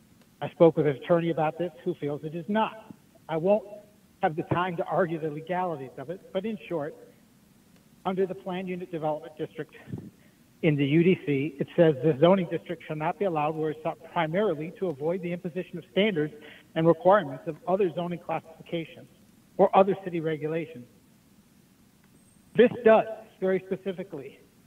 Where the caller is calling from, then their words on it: Ann Arbor, Michigan, United States; I'm calling from Lower Town in Ann Arbor